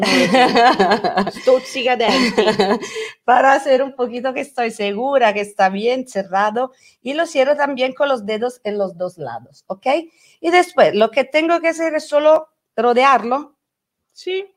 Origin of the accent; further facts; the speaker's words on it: Italy; Spanish is a second language; also born or lived in Rome; soy italiana